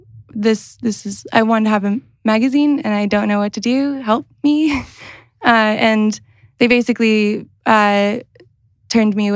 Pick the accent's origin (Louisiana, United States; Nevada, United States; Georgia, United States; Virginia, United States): Georgia, United States; Athens; moved away as an adult; also born or lived in St. Louis, Missouri; now in South Bend, United States; I'm originally from Athens, Georgia. I moved to St. Louis, Missouri to go to school for art and writing.